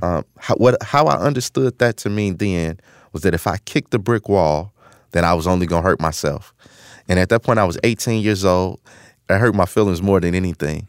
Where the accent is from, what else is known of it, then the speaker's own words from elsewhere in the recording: Chicago, Illinois, United States; I grew up in Chicago, um, on the South Side in a community called Woodlawn